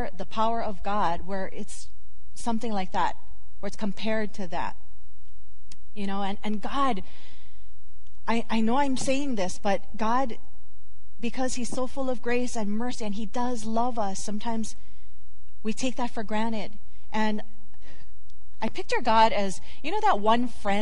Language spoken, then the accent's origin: English; Hawaii, United States; when you're a kid growing up in Hawaii